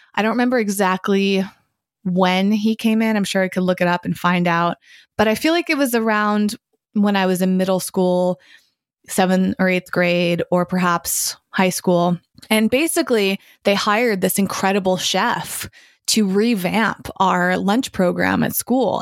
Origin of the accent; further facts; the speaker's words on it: Massachusetts, United States; also born or lived in San Francisco; now in Los Angeles, United States; my hometown where I grew up in Massachusetts